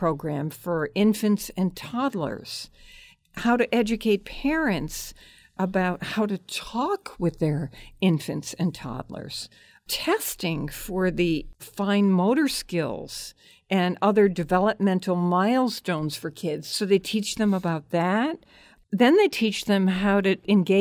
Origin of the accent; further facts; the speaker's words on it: Hartford, Connecticut, United States; I grew up in Hartford